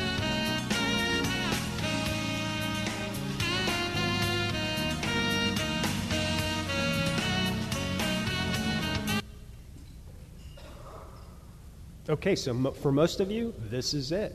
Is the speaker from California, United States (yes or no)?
no; New York City, New York, United States; I'm a New Yorker